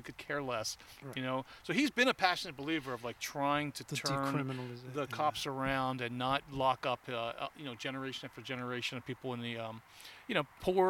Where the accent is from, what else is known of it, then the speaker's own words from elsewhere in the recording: New Jersey, United States; from somebody growing up in Jersey